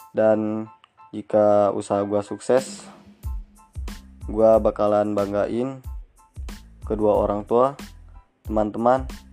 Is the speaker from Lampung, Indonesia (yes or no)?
yes; Pajar Bulan, West Lampung, Indonesia; Asal tempat gua dari Lampung Barat, tepatnya di Pajar Bulan